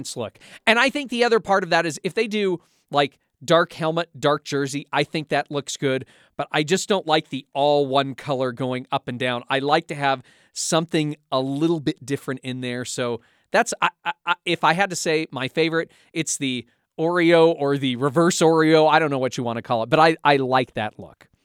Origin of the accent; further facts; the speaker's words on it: Pacific Northwest, United States; I grew up in the Pacific Northwest